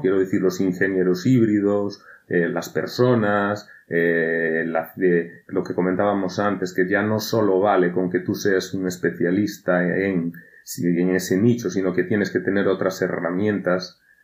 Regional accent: Galicia, Spain

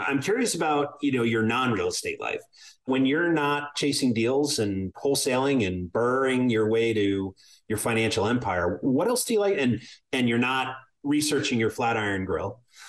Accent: Ireland; But being an Irishman, I plan for mushroom clouds on the horizon.

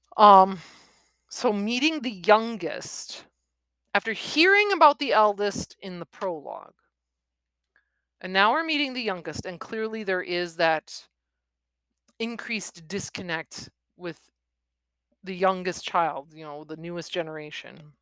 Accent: Wisconsin, United States; born and bred in Wisconsin

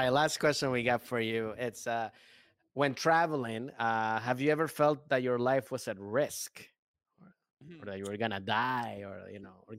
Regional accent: East Coast, United States; moved away as an adult; now in Los Angeles, United States; I grew up in the East Coast.

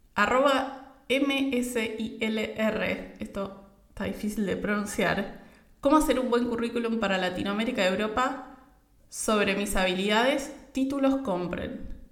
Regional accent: Argentina; yo soy de Argentina

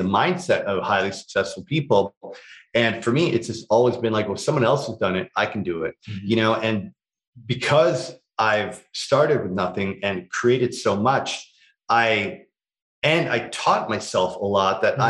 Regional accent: Toronto, Ontario, Canada; growing up in Scarborough

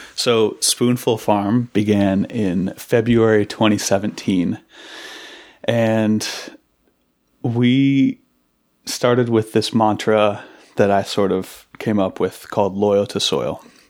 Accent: Seattle, Washington, United States; also born or lived in Massachusetts; I grew up in Seattle.

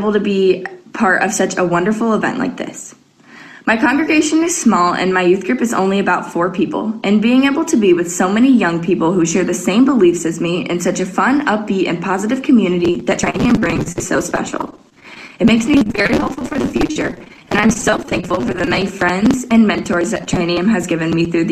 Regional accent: Mount Pleasant, Michigan, United States; I'm from Mount Pleasant, Michigan

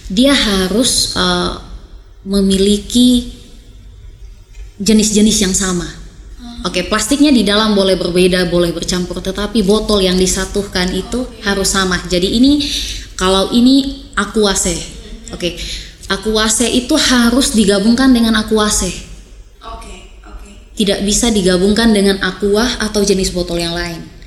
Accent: East Nusa Tenggara, Indonesia; Lem lem lilin itu kita orang Sumba bilang itu lem lilin, kemudian digabungkan.

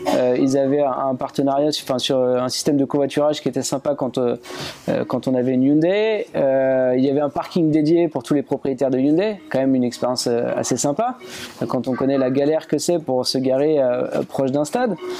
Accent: France; chez nous en France

